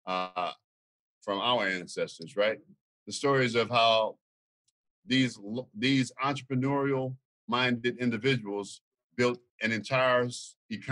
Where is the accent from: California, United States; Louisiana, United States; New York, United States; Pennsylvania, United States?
Louisiana, United States; now in Tulsa, United States; I'm from Louisiana.